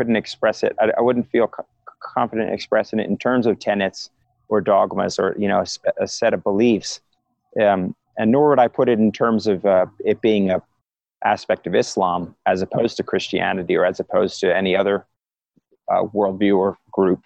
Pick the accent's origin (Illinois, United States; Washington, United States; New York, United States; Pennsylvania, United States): Pennsylvania, United States; Philadelphia; I was raised in Philadelphia